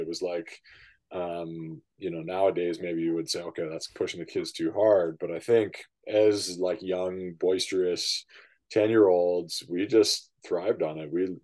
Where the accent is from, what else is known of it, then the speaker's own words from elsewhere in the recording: Vancouver, British Columbia, Canada; I grew up in East